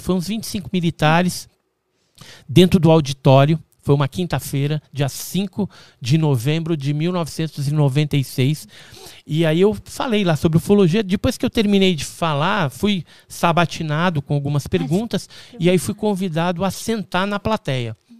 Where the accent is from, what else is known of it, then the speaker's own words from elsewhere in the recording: Santos, São Paulo, Brazil; Eu nasci em Santos.